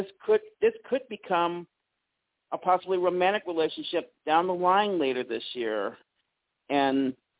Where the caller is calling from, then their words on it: Mississippi, United States; Hey, Dax, it's …. Yes. Hey, Dax, it's … from Mississippi.